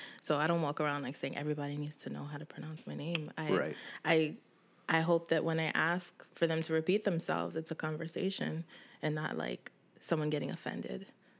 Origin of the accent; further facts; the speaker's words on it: Brooklyn, New York, United States; also born or lived in West Harlem, United States; I'm from Bed-Stuy, Brooklyn.